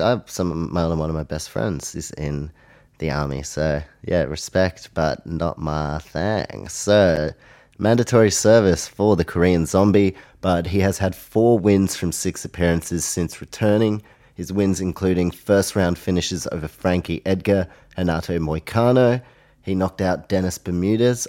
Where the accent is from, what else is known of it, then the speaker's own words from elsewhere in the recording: Australia; also born or lived in New Zealand; I obviously live in Australia, I am Australian, as well as a Kiwi, have Polish heritage